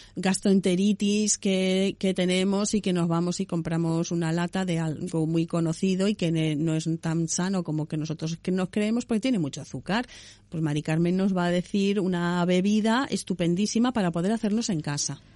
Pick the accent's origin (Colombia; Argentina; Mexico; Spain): Spain; Galicia; yo soy gallega